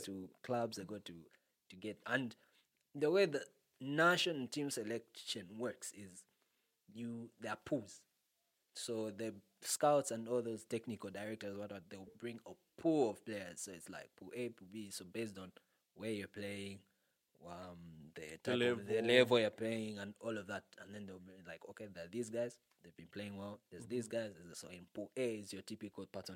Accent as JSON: {"language": "English", "country": "Zambia", "said": "I'm from Riverside"}